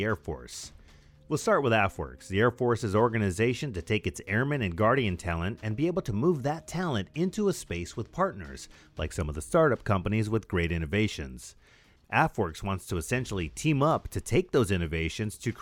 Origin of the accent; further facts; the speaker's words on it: Whittier, California, United States; my hometown of Whittier, California